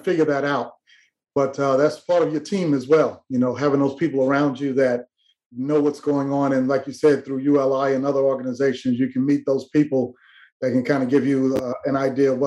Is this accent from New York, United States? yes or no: yes; New York, United States; I'm from New York